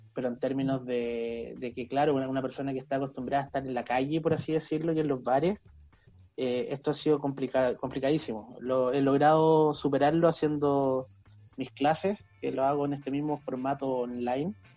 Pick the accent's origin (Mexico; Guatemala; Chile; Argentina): Chile; acá en Chile, yo creo que hasta los 90, 2000, lo único que nosotros veíamos en todas partes era cerveza eh, industrial, ¿cierto? En el caso de Chile, escudo, cristal, eran, o sea, yo me acuerdo cuando chico